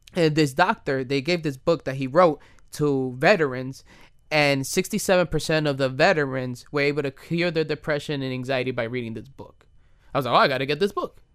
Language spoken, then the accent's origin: English; United States; I'm Dominican and I was born and raised in the United States of America